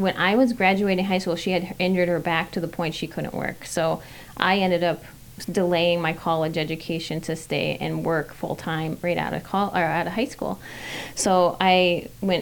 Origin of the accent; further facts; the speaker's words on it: Fridley, Minnesota, United States; born and raised and still being raised in Minnesota. I grew up on the south side of Fridley